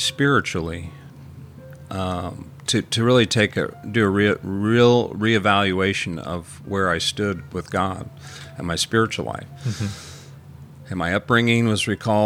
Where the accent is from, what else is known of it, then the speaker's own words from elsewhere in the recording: Jefferson City, Missouri, United States; I grew up in Jeff City